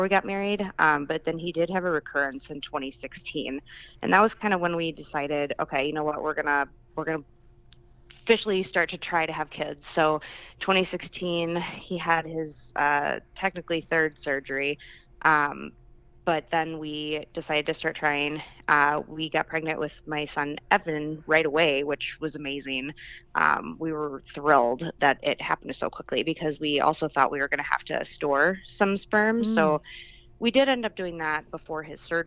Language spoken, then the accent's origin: English; Fitchburg, Wisconsin, United States; also born or lived in Platteville, Wisconsin; I grew up in Fitchburg, Wisconsin, which is actually where I currently reside